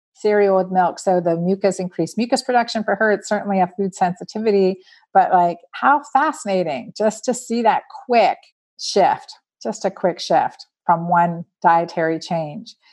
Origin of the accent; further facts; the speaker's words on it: United States; We're American